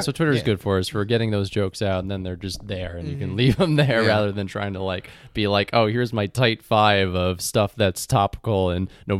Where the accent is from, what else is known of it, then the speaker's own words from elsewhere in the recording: New York, United States; And I'm just like, oh, I'm from New York, America.